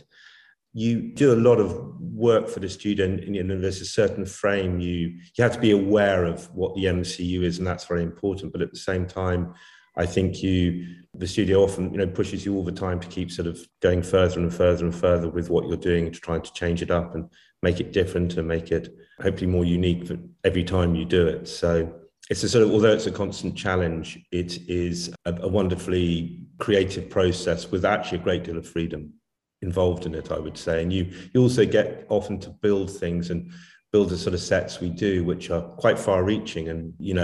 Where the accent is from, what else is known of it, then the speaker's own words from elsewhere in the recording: Warwickshire, West Midlands, United Kingdom; I'm from England. Yeah, I was born in Warwickshire in England